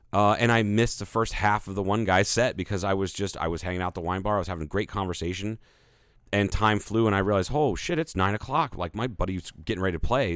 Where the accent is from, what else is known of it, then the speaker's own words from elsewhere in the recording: Ohio, United States; I am from Ohio